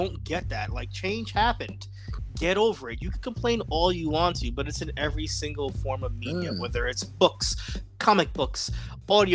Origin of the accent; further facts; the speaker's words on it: New York City, New York, United States; moved away; We were born and raised in the Bronx, New York, but we have separated from the Bronx as well, too